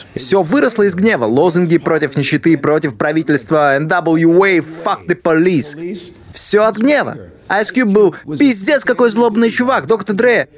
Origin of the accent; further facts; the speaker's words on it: Chicago, Illinois, United States; now in New York, United States; я вырос в Чикаго